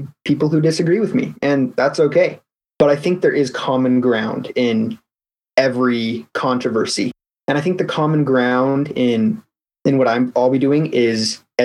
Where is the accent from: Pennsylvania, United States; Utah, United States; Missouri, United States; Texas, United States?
Utah, United States; Elk Ridge; I'm from Elk Ridge, Utah. It's a little town in the mountains about half an hour south of UVU. And grew up there my whole life, lived there for 18 years.